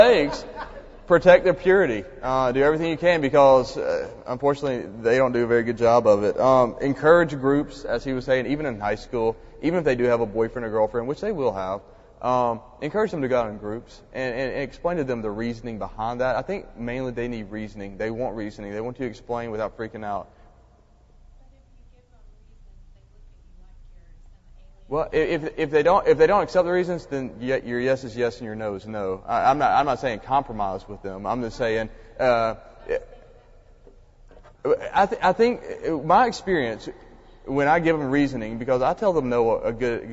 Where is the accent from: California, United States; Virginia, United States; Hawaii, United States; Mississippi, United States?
Mississippi, United States; I was from Mississippi